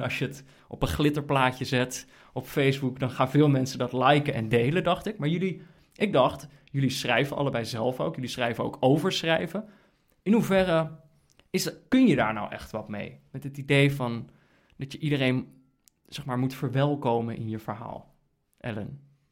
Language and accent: Dutch; Netherlands; als Nederlanders